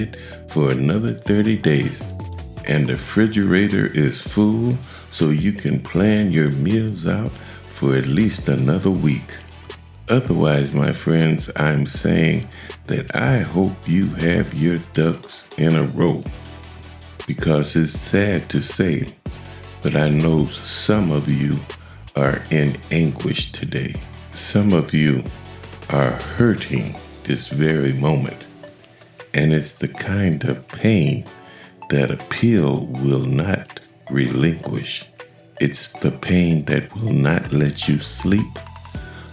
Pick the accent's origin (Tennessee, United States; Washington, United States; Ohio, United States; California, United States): Ohio, United States; my home state, Ohio